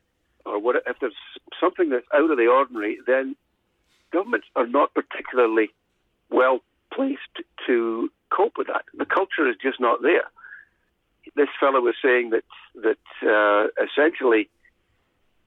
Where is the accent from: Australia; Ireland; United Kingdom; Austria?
United Kingdom; Scotland; now in Ontario, Canada; my hometown in Scotland